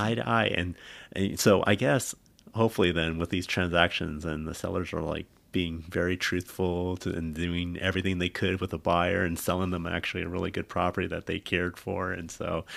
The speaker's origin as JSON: {"language": "English", "region": "California", "country": "United States", "tie": "born or raised there", "also_born_or_lived": "Bay Area", "moved": "as an adult", "said": "we spent so much time growing up in California"}